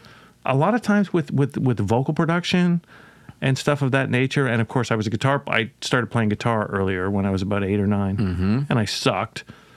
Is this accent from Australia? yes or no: no; Toronto, Ontario, Canada; born or raised there; also born or lived in Montreal / Mississauga